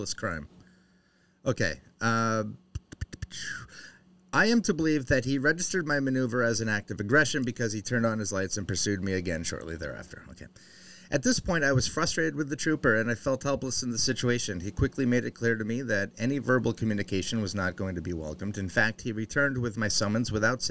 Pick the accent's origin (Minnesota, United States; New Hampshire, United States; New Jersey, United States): New Hampshire, United States; I'm from New Hampshire.